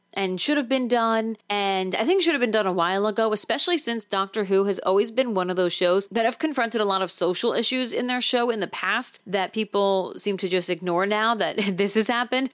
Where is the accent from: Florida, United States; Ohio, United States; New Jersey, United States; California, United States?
New Jersey, United States; I'm from New Jersey